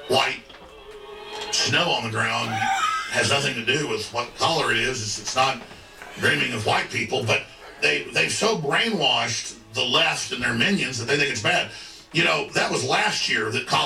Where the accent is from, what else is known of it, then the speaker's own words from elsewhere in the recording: Dallas, Texas, United States; growing up in Dallas